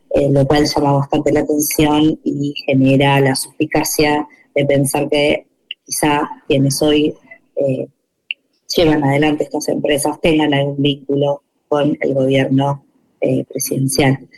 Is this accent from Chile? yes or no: no; Argentina